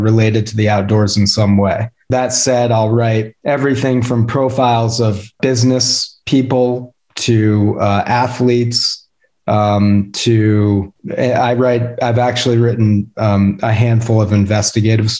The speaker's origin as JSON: {"language": "English", "region": "Vermont", "country": "United States", "tie": "born or raised there", "also_born_or_lived": "Boston, Massachusetts / Santa Fe, New Mexico / New York City", "moved": "as an adult", "lives_now": "Jackson, United States", "said": "I grew up in Vermont and lived there until I was, in college"}